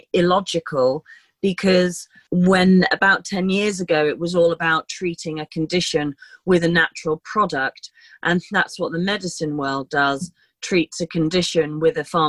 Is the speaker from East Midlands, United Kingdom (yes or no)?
no; London, United Kingdom; moved away as an adult; also born or lived in Somerset; now in Kent, United Kingdom; I was born in London, and I've been in London for quite a long time